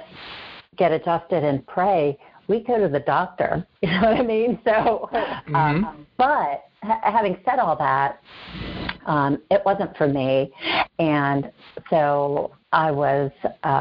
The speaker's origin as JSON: {"language": "English", "town": "Pittsburgh", "region": "Pennsylvania", "country": "United States", "tie": "born or raised there", "said": "born and raised in Pittsburgh"}